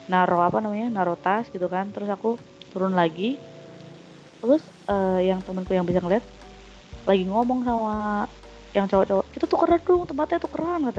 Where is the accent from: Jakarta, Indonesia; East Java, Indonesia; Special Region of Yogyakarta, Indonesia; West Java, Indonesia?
Special Region of Yogyakarta, Indonesia; Yogyakarta; aku kan dari Jogja tuh aku sempet di rumah juga kan